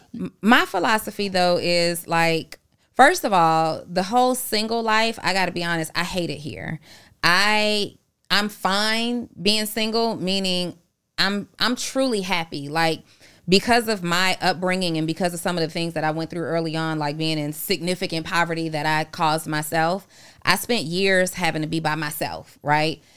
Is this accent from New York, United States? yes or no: no; Atlanta, Georgia, United States; also born or lived in New Orleans, Louisiana; I am originally from New Orleans, but I went to school in Atlanta. I've been here since